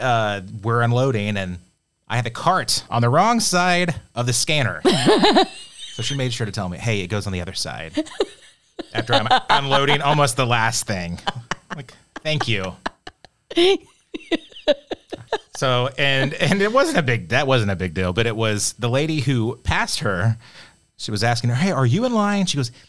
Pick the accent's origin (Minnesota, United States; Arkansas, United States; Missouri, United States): Arkansas, United States; Bentonville; I'm from Bentonville.